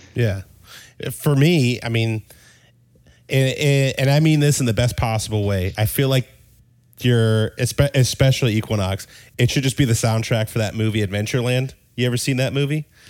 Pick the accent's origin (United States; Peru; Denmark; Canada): Denmark; moved away; originally, I'm from Denmark